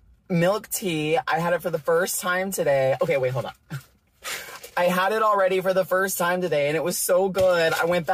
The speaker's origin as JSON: {"language": "English", "region": "Texas", "country": "United States", "said": "I'm from Texas, y'all."}